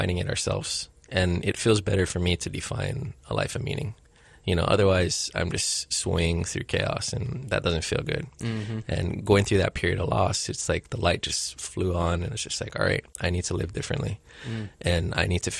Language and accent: English; Hilo, Hawaii, United States; also born or lived in Honolulu, Hawaii; I grew up in Hilo. I was born here in Honolulu